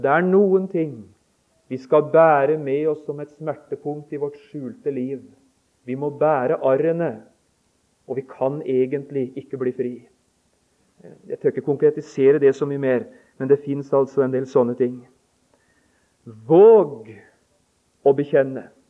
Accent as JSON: {"language": "Norwegian", "town": "Notodden", "region": "Vestfold og Telemark", "country": "Norway", "said": "vi hjemme på Notodden"}